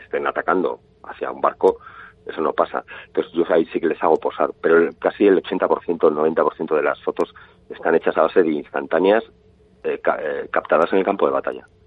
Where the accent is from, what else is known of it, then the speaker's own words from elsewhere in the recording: Pamplona, Navarre, Spain; yo, también soy de Pamplona